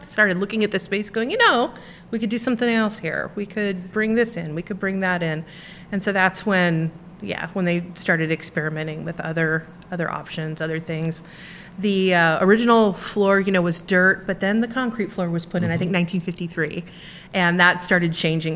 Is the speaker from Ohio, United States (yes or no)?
no; Daly City, California, United States; also born or lived in San Francisco; I was born in San Francisco. My great-grandmother lived a few blocks from here. And I grew up on the peninsula until I was about 10 or 11, Daly City